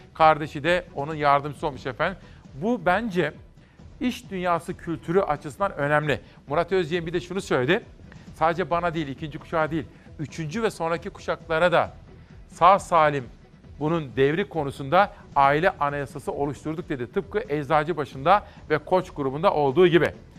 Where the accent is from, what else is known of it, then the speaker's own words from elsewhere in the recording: Simav, Kütahya, Turkey; moved away; Bütün Simav'a doğup büyüdüğüm ilkokulu, ortaokul, liseyi okuduğum memleketime